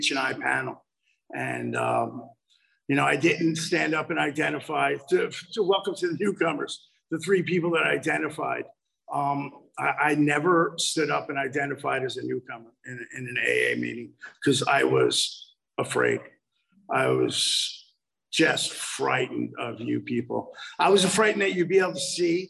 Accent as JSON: {"language": "English", "country": "United States", "tie": "born or raised there", "said": "I grew up just outside of New York City in a very affluent area"}